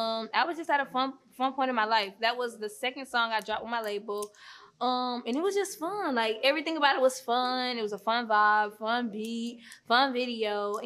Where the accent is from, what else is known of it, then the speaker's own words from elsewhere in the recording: Riverdale, Georgia, United States; also born or lived in west side (Atlanta); Well, once I moved to Riverdale at, like, 8, because at first I grew up on the west side.